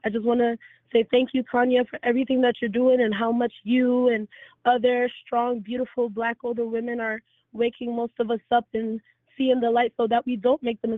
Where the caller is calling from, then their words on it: Orlando, Florida, United States; I'm in Orlando, Florida.